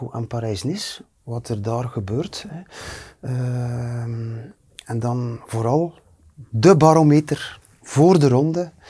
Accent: Flanders, Belgium; ik als Vlaming

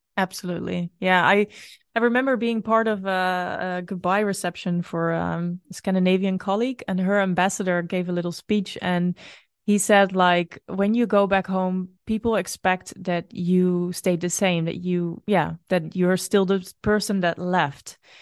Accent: Netherlands; moved away as an adult; also born or lived in Brazil; it is still my home country, but it doesn't always feel like my home.

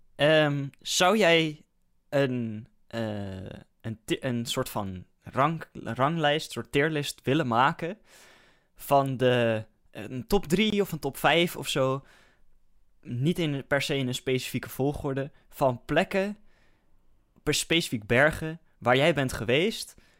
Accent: Netherlands; als Hollander zijnde

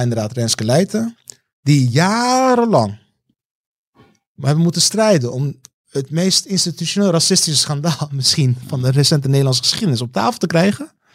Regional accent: Rotterdam, South Holland, Netherlands; also born or lived in Heusden, North Brabant; ik kom uit Rotterdam

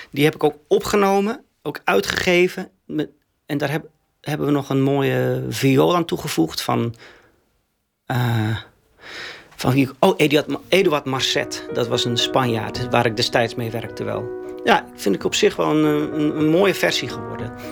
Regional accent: Winschoten, Groningen, Netherlands; Ja, ik kwam ook uit Winschoten, ….

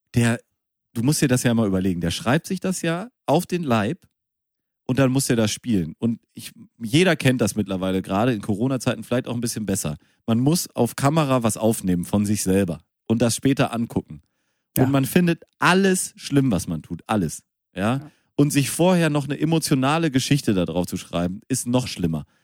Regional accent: Münster, North Rhine-Westphalia, Germany; ich bin ja in Münster geboren.

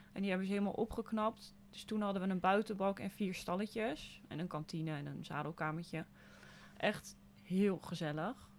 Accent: Zwartsluis, Overijssel, Netherlands; also born or lived in Hasselt; Ik ben eh, opgegroeid in Zwartsluis. dus een klein dorpje in de buurt van Zwolle

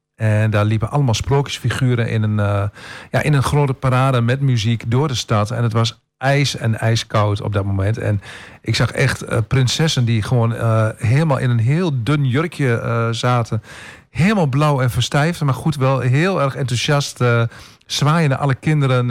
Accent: Tubbergen, Overijssel, Netherlands; now in Almelo, Netherlands; ik kom uit Tubbergen, dat is een, een dorp waarin iedereen

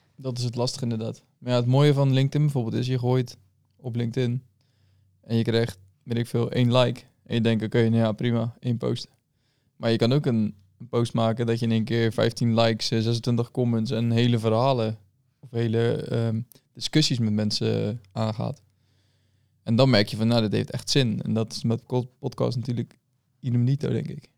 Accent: Dordrecht, South Holland, Netherlands; geboren en getogen in Dort.

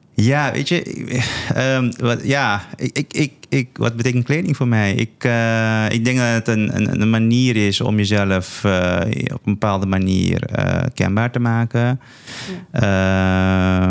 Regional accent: Paramaribo, Paramaribo District, Suriname; now in Netherlands; Ik ben, ik ben geboren in Suriname, in de hoofdstad van, van, van, van Suriname. Eh, ik heb daar met veel plezier mijn, eh, mijn jeugd doorgebracht.

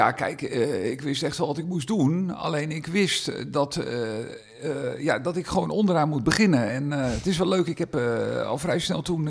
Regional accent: Meerkerk, South Holland, Netherlands; omdat ik hier vandaan kom. Ik kom uit Meerkerk

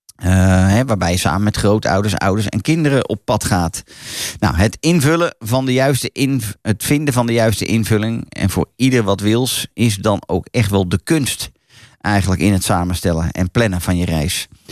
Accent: Netherlands; wij als Hollanders

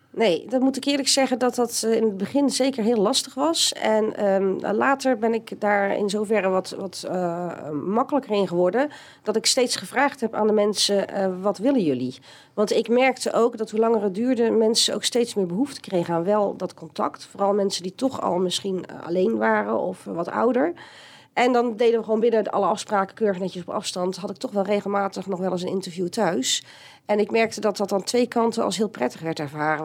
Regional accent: Steenbergen, North Brabant, Netherlands; geboren in Steenbergen en getogen op de Raldal, op de Welberg

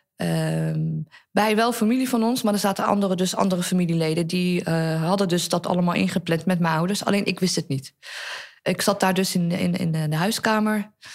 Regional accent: Netherlands; wij zijn hier allemaal geboren in Nederland

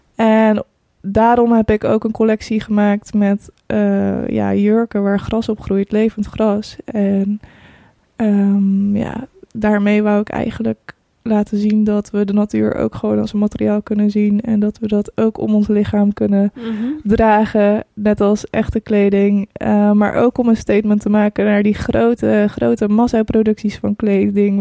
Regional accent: Breda, North Brabant, Netherlands; also born or lived in Croatia; Ik ben 29 jaar en ik kom uit Breda

